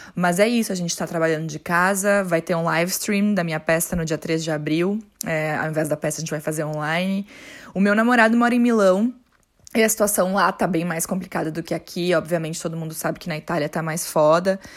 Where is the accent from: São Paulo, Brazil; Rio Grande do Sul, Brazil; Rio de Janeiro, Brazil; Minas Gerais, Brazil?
Rio Grande do Sul, Brazil; Porto Alegre; moved away as an adult; now in Bochum, Germany; eu sou de Porto Alegre e moro aqui em Bochum, na Alemanha, há seis anos já